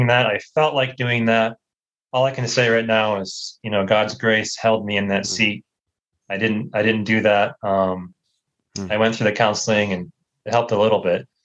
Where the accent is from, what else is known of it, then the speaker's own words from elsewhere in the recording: United States; moved away as an adult; I grew up in the States, grew up in a Christian home